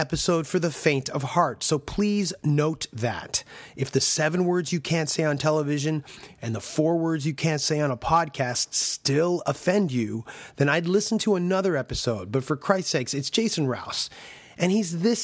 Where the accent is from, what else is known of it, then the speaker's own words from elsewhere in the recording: Canada; As a Canadian myself